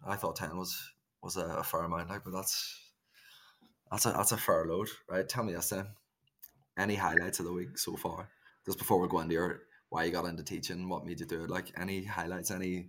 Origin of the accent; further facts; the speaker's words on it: Ireland; I just need to say to the listeners, we're both Irish and there's a fair bit of slang that's going to come out of the pair of us.